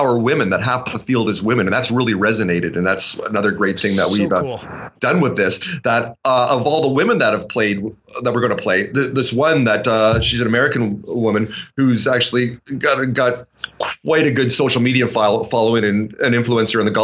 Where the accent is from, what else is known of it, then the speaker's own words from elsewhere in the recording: Vancouver, British Columbia, Canada; we're from Vancouver